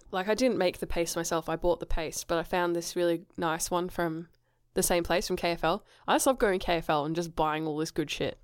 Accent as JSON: {"language": "English", "country": "Australia", "also_born_or_lived": "England", "said": "I said Australian"}